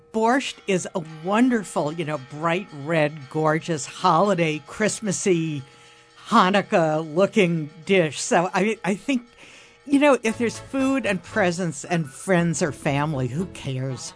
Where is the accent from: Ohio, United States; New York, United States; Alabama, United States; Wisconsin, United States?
New York, United States; New York City; I grew up in Midtown Manhattan